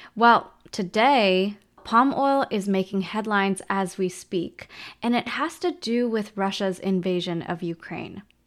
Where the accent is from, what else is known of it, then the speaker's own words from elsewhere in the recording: Canada; as a kid growing up in Canada